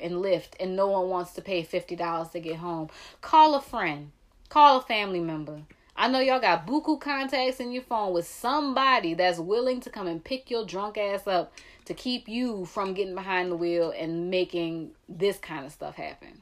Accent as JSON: {"language": "English", "town": "New Orleans", "region": "Louisiana", "country": "United States"}